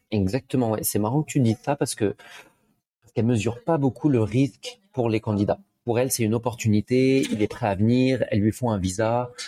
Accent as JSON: {"language": "French", "country": "France", "moved": "as an adult", "lives_now": "Montreal, Canada", "said": "je suis français, comme ça s'entend"}